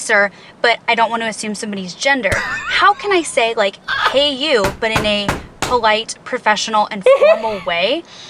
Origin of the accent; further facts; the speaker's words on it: the South, United States; I live in the South. I'm from the South, and I'm very used to saying ladies and gentlemen and ma'am and sir.